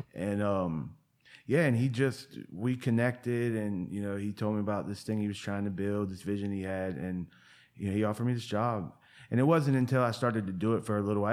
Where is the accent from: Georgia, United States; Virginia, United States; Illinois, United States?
Virginia, United States; Portsmouth; moved away as an adult; now in Asheville, United States; I tell everybody in Asheville I'm from Virginia Beach because I grew up in a town called Portsmouth